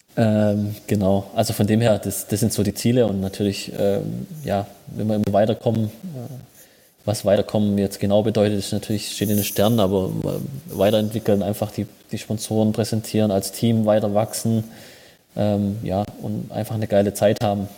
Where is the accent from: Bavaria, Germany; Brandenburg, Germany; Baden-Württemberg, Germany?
Baden-Württemberg, Germany; Schwäbisch Hall; in Schwäbisch Hall ein Trainingslager zu machen, hier wo ich herkomme